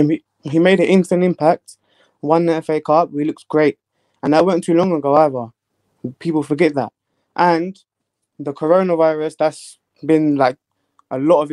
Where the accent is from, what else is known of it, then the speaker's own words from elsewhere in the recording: London, United Kingdom; I'm from London.